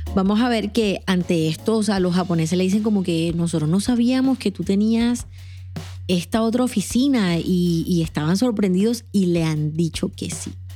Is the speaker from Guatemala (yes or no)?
no; Colombia; moved away as an adult; now in Atlanta, United States; aquellos que somos colombianos